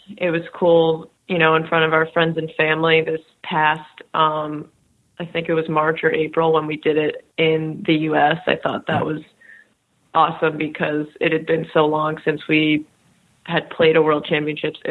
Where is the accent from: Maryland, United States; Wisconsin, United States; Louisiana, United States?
Maryland, United States; I'm from Maryland, so there aren't that many ice rinks around.